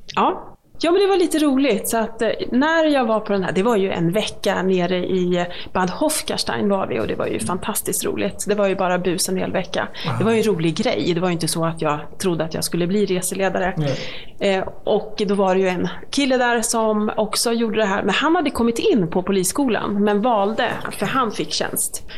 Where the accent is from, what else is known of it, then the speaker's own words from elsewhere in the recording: Malmköping, Södermanland, Sweden; also born or lived in Eskilstuna / Katrineholm; Jag är uppvuxen i Malmköping, så det är ju Sörmland